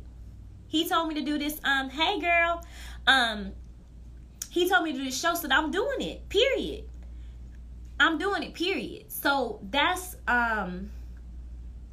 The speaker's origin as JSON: {"language": "English", "region": "Mississippi", "country": "United States", "said": "from Verkaden, Mississippi."}